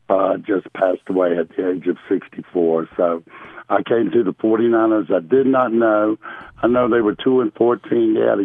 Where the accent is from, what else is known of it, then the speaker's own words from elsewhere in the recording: Clemson, South Carolina, United States; I came from Clemson, South Carolina, and Clemson's a small college town here